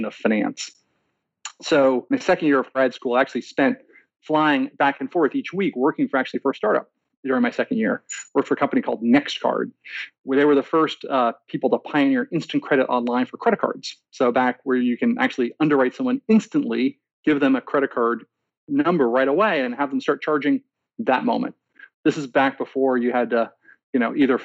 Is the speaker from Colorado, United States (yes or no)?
no; Boston, Massachusetts, United States; I grew up outside of Boston in the western suburbs, born and raised